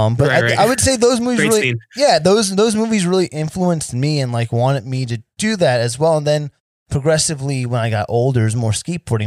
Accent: Sayreville, New Jersey, United States; now in Las Vegas, United States; So I'm originally from New Jersey. Now, I live in a town called Sayreville, but there's a section of Sayreville called Parlin, and that's where I'm from

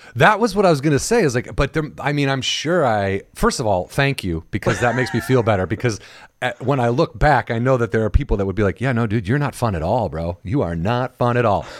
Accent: Illinois, United States; I'm from Illinois

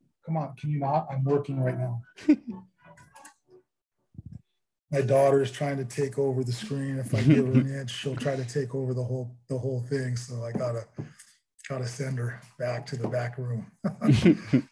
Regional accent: Santa Cruz, California, United States; I'm actually from Santa Cruz. It's a small town about 30 miles outside of Silicon Valley, right on the coast.

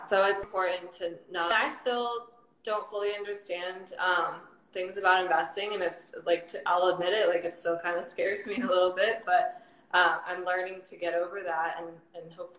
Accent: United States; also born or lived in Russia; I was born in Russia, so I was 5 when I moved to America. So mainly been in America

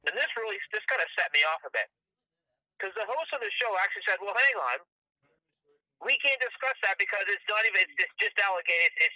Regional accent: Canada; I'm Canadian

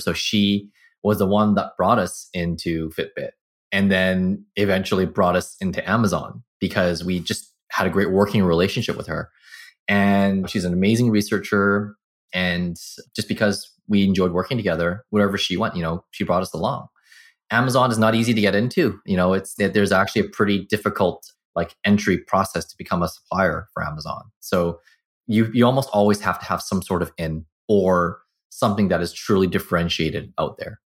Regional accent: Burnaby, British Columbia, Canada; also born or lived in Vancouver; I was born in Vancouver, grew up in Burnaby

